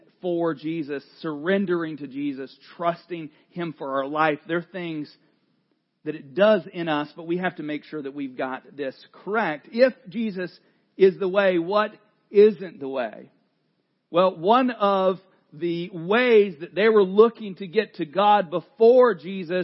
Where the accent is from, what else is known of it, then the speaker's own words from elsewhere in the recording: the South, United States; I grew up in the South